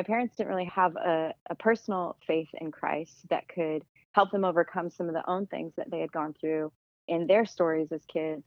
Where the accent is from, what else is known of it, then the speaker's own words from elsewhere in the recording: Tucson, Arizona, United States; I was born and raised in Tucson, Arizona